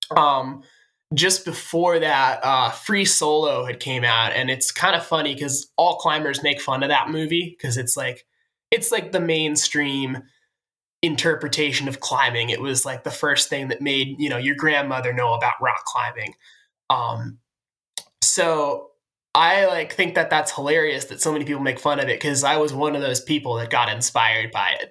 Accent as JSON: {"language": "English", "town": "Sudbury", "region": "Massachusetts", "country": "United States", "said": "I'm from Sudbury, Massachusetts."}